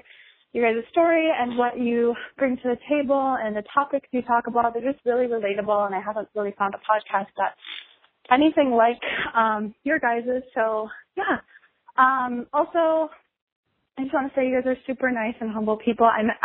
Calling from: Minnesota, United States; I am from Minnesota.

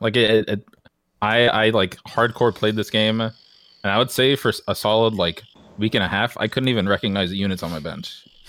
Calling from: Florida, United States; I'm calling from Florida.

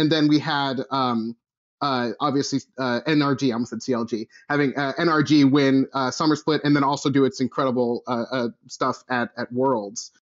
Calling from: Duluth, Minnesota, United States; I'm calling from frigid Duluth, Minnesota.

